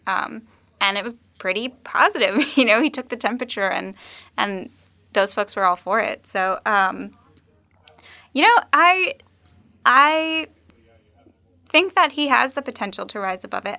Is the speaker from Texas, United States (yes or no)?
yes; Texas, United States; moved away; I'm from Texas. Um, I was raised there